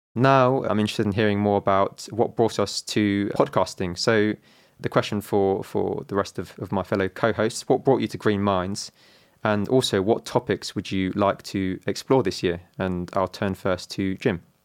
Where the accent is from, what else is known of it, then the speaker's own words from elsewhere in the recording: London, United Kingdom; I'm from London. My mum is from Italy. My dad is from Hong Kong